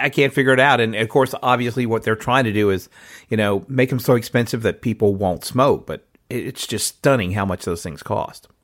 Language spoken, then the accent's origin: English; Louisiana, United States; I'm from Louisiana